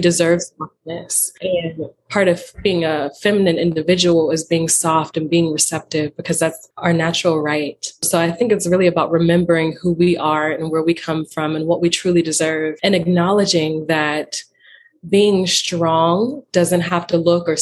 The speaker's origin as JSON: {"language": "English", "region": "Western Pennsylvania", "country": "United States", "tie": "born or raised there", "said": "I grew up in Western Pennsylvania"}